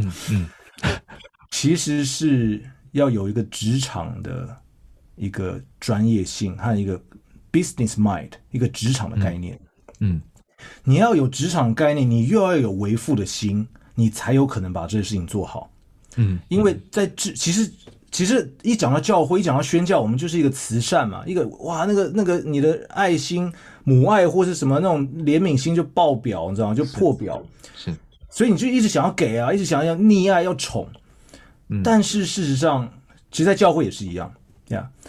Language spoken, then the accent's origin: Chinese; Shandong, China; 他就对我说，对我们山东人